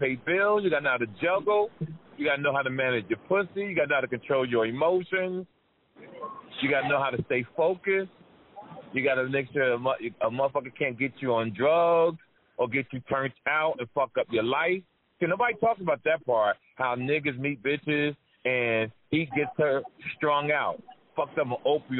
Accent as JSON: {"language": "English", "town": "Jersey City", "region": "New Jersey", "country": "United States", "tie": "born or raised there", "said": "I grew up in that area. I'm from Jersey City."}